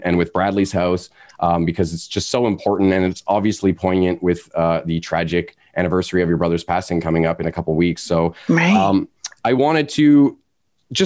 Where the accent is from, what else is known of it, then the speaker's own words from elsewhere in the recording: Canada; growing up in Canada